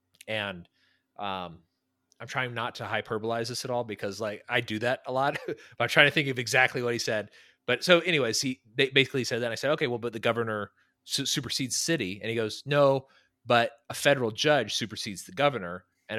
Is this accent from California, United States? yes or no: yes; California, United States; my home state, which I love, is a nightmare to be